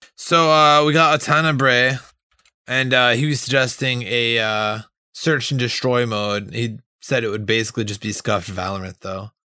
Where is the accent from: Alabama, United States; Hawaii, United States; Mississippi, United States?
Hawaii, United States; I'm from Hawaii